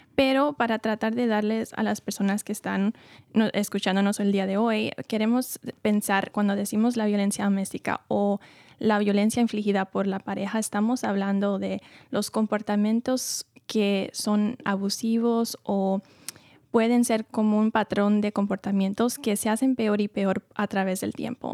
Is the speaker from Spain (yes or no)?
no; New York, United States; moved away as an adult; now in California, United States; Yo vengo de Nueva York y viví siempre ahí antes de mudarme a California para estudiar la psicología clínica